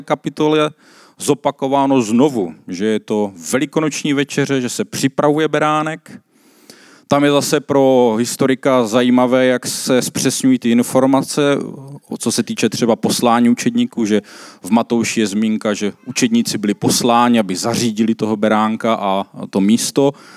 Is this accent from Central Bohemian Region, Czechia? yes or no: no; South Moravian Region, Czechia; já jsem z Jižní Moravy